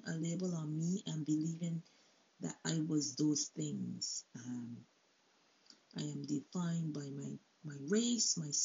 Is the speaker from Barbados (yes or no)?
yes; Barbados; now in Canada; I'm from Barbados, but I'm not just going to be defined by born in Barbados. I'm living in Canada for 30 years now.